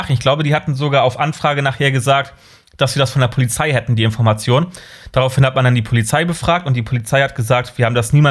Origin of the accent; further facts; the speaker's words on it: Kiel, Schleswig-Holstein, Germany; Bin gebürtig, ich bin gebürtiger Kieler.